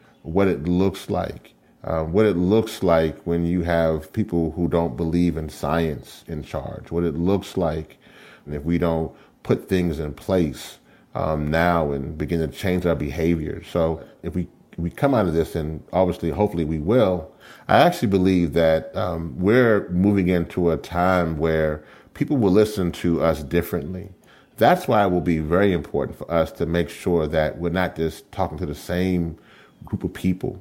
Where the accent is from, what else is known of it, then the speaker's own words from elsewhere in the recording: Louisiana, United States; where I come from is from the great state of Louisiana.